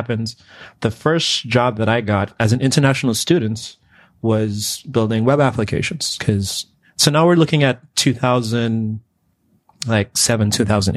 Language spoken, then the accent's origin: English; Antigua & Barbuda; moved away as an adult; now in United States; I'm actually from the Caribbean. So I was, you know, born and raised in Antigua.